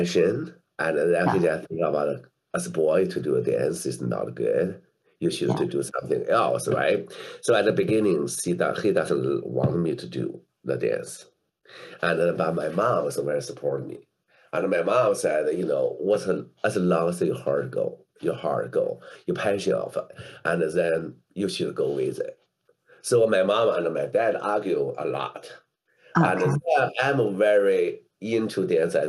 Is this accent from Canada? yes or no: no; a small city in central China, China; English is a second language; moved away as an adult; also born or lived in Beijing; my hometown is not in Beijing, it's so in a small city in central China. We do not have a ballet at that time in my whole province.